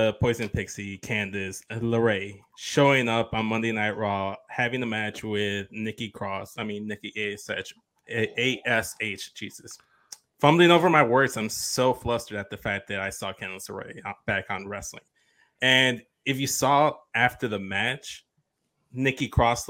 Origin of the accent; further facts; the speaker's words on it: Chicago, Illinois, United States; I'm also from Chicago